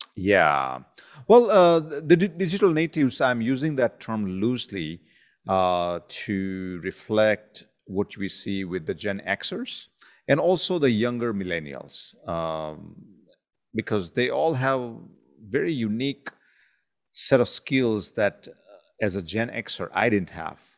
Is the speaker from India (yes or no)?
yes; India; growing up in India